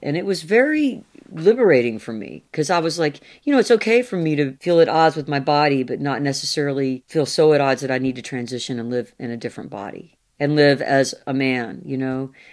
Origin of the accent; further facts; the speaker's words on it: the American South, United States; I'm a Southerner.